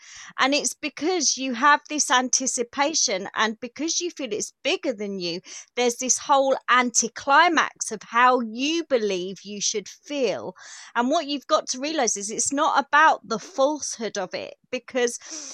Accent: United Kingdom; accent: common accent; It's because I'm British. Here I'm very common. Believe me, it's a common accent

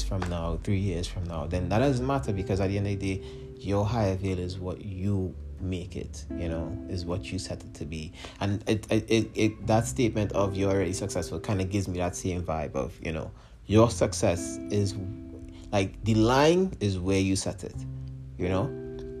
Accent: Trinidad & Tobago; moved away; my home country of Trinidad and Tobago

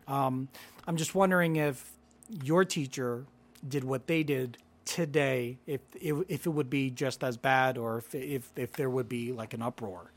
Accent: Philippines; moved away; I was born in the Philippines.

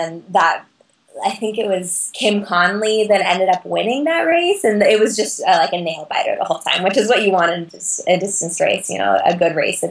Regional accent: Eugene, Oregon, United States; now in Colorado, United States; I was born in Eugene, Oregon, so running is a huge part of life there. I grew up going to track meets at Hayward Field

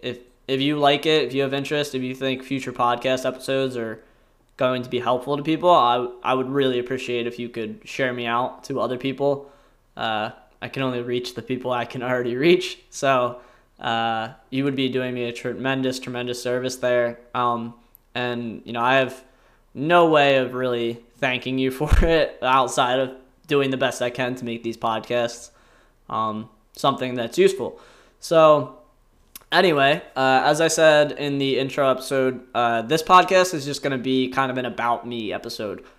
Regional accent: Salem County, New Jersey, United States; I grew up in Salem County, New Jersey, uh, which is a very rural, very kinda blue blood county

